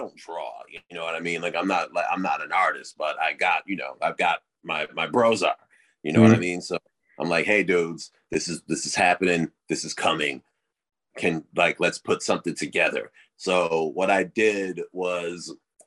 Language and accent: English; United States; growing up in America